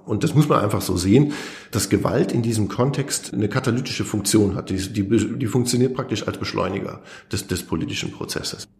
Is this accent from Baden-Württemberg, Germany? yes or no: no; North Rhine-Westphalia, Germany; now in South Tyrol, Italy; als Piefke, der vom Niederrhein kommt